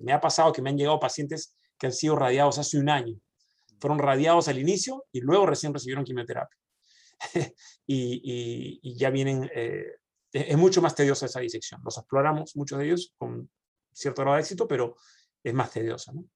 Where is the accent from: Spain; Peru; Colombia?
Peru; moved away as an adult; also born or lived in Argentina (mother's side); now in Dallas, United States; cuando yo vine de Perú